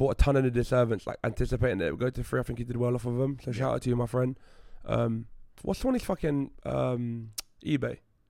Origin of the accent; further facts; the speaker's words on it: London, United Kingdom; because I'm from London.